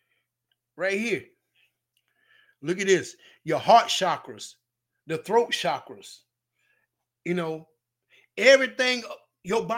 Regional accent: Batesburg-Leesville, South Carolina, United States; My hometown, y'all. Batesburg, Leesville

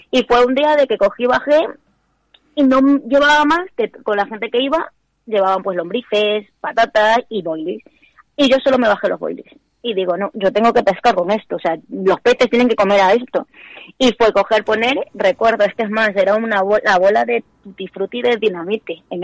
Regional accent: Febreros, Castile and León, Spain; yo soy de Febreros, de Ávila

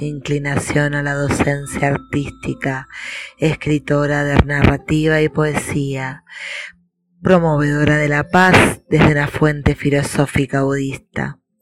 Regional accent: Buenos Aires, Argentina; de Argentina, Buenos Aires

